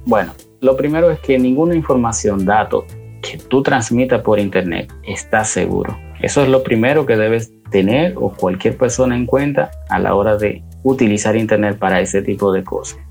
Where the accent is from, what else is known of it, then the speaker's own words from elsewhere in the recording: Santiago de los Caballeros, Santiago, Dominican Republic; moved away; dominicano, específicamente de Santiago